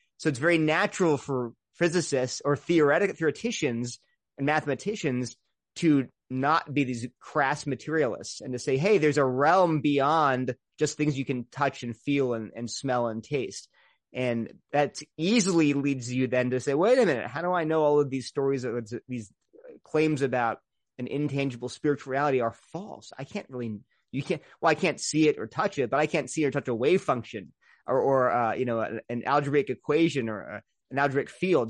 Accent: Delaware, United States; moved away; also born or lived in Princeton / Berkeley; I grew up in Delaware, very loving, wonderful parents and family

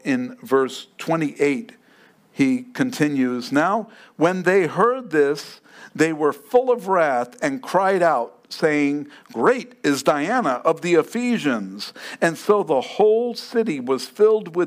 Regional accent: New York, United States; moved away; I grew up in New York.

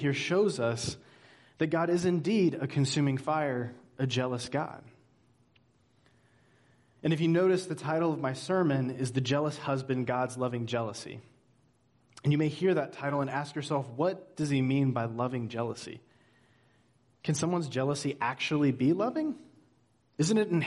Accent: Georgia, United States; now in Hanover, New Hampshire, United States; I'm originally from Georgia, and my whole life growing up, I was determined to get somewhere that was finally colder

